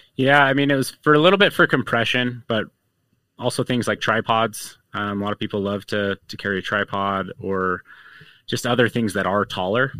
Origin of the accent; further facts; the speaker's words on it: Utah, United States; growing up in Utah